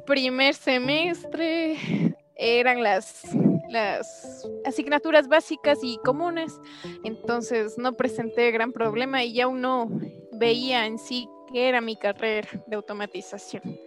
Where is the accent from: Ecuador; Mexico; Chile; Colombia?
Ecuador; ingenierías en mi país, el Ecuador